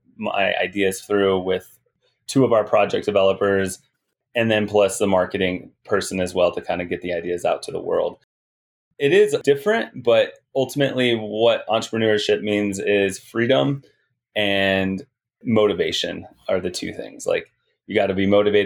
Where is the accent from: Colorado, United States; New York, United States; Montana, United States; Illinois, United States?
Colorado, United States; Glenwood Springs; Glenwood Springs, my hometown